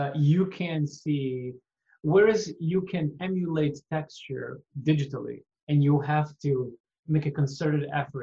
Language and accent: English; Mozambique; now in Quebec, Canada; I was growing up in Mozambique